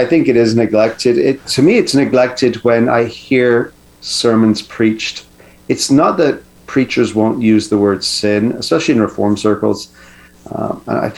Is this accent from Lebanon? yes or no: no; Canada; as a Canadian